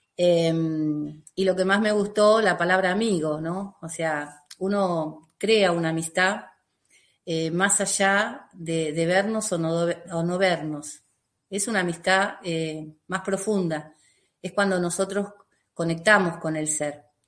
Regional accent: Lavallol, Buenos Aires Province, Argentina; vivo en la Argentina, eh, y vivo en el lugar que nací, o sea, en mi pueblo, Lavallol, eh, ahí es donde yo vivo

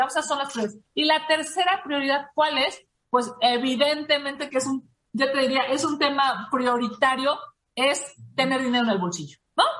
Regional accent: Mexico City, Mexico; yo soy de la Ciudad de México, yo estoy aquí de manera permanente

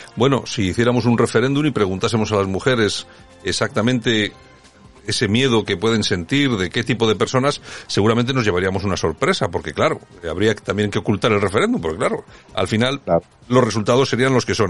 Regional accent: Spain; nosotros como españoles

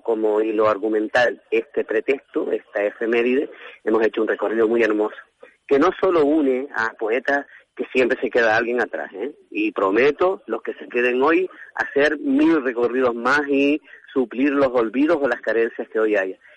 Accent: Teror, Canary Islands, Spain; nacida en mi barrio natal del Palmar de Teor

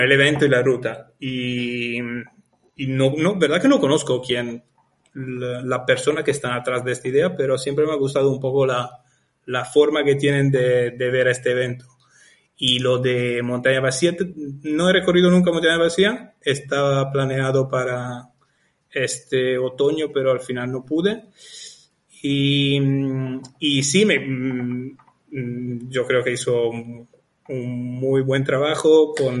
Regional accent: Italy; moved away as an adult; now in Lanzarote, Spain; soy italiano, estuve trabajando como ingeniero en Italia

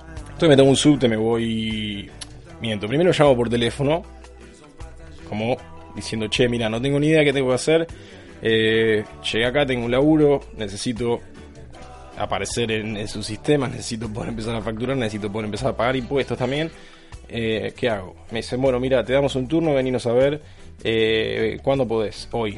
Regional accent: Argentina; moved away; yo como argentino

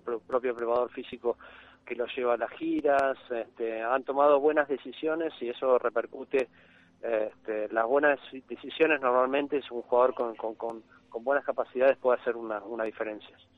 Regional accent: Argentina; also born or lived in Buenos Aires; como argentinos

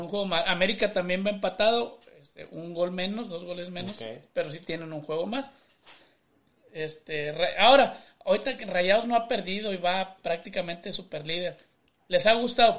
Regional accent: Monterrey, Nuevo León, Mexico; yo soy de Monterrey, güey, pero de sangre alemana, compadre

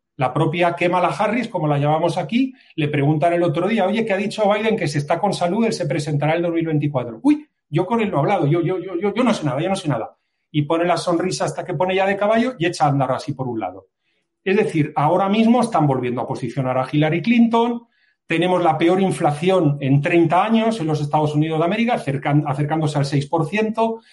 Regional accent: Spain; yo como español

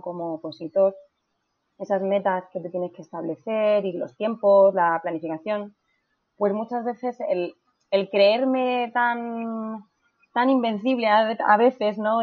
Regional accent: Region of Murcia, Spain; moved away as an adult; now in Madrid, Spain; en Murcia, que es eh, de, donde yo soy.

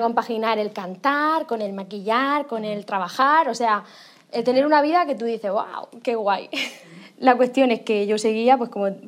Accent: Alhama de Murcia, Region of Murcia, Spain; Yo soy de un pueblo, de Alama de Murcia, bueno, de Murcia, que se llama Alama de Murcia

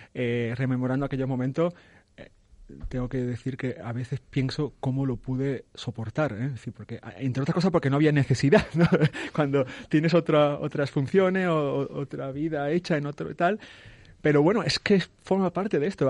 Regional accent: Spain; also born or lived in Ciudad Real; soy un español más

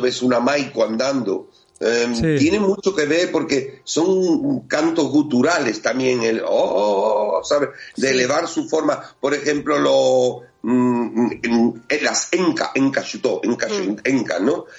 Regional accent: Spain; aquí a mi tierra

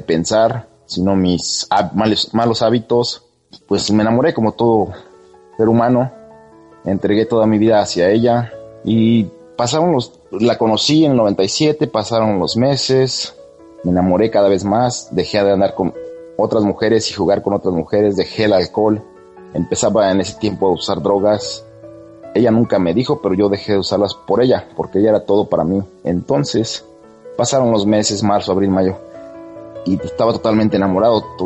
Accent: Mexico; now in California, United States; yo vivo en California, en Estados Unidos, pero soy mexicano.

